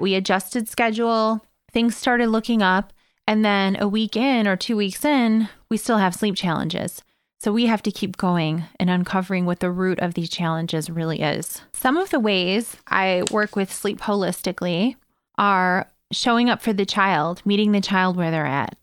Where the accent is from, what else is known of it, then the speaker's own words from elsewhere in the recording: Evergreen Park, Illinois, United States; here in Evergreen Park, my hometown